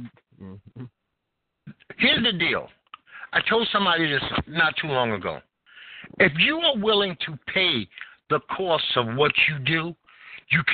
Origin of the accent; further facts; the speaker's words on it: New York City, New York, United States; also born or lived in Greenwich Village; I was born and raised and sculptured in Bed-Stuy